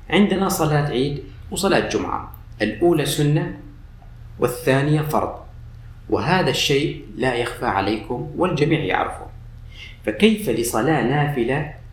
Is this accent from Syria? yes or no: yes; Syria; ونفس الشيء عندنا بسوريا الفول والحمص يوم الجمعة على الفطور